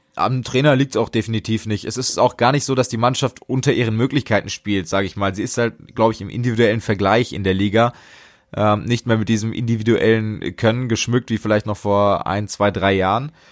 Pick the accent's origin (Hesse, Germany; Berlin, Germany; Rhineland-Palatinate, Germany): Hesse, Germany; als Hesse, ich bin ja gerade auch im Frankfurter und Wiesbadener Raum unterwegs